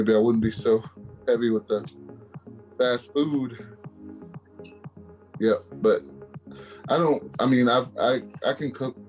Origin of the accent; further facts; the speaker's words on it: United States; We're American. We're not different. We're American